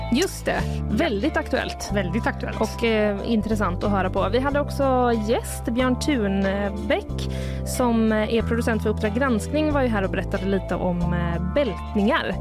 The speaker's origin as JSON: {"language": "Swedish", "town": "Gothenburg", "region": "Västra Götaland", "country": "Sweden", "tie": "born or raised there", "said": "jag är född i Göteborg"}